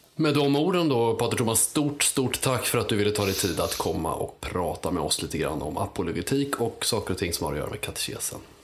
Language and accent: Swedish; Uppsala, Uppsala County, Sweden; från Uppsala, där jag kommer ifrån